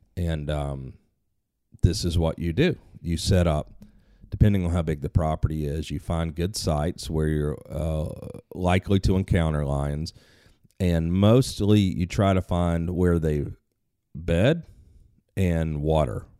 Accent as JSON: {"language": "English", "country": "United States"}